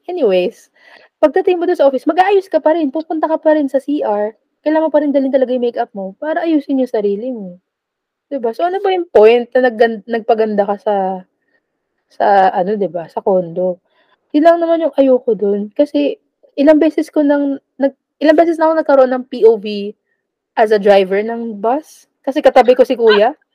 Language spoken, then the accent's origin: Tagalog; Philippines; Hindi ako taga Metro Manila. Isa po akong probinsyana.